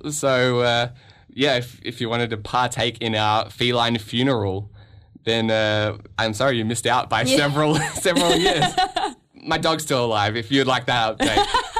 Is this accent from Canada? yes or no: yes; Canada; I am a Canadian citizen